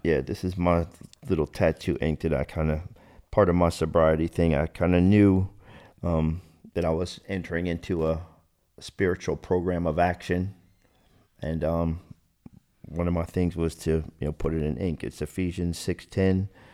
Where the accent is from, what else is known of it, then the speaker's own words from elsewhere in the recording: New Jersey, United States; born and raised in New Jersey, South Jersey.